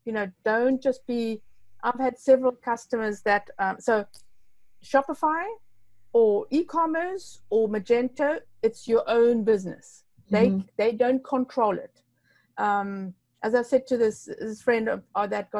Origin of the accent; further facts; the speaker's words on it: Namibia; English is a second language; I'm from Namibia, so it's a bit strange, you know. So I've got like three languages, I think about four languages.